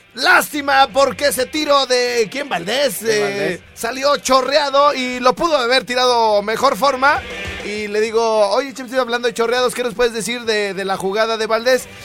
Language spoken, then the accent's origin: Spanish; Jardines del Rincón, Michoacán, Mexico; de donde yo soy, güey, de Jardines del Rincón